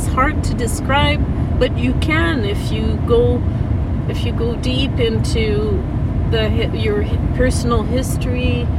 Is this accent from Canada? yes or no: yes; Quebec, Canada; first language French; English is a second language; is specific to growing up in Quebec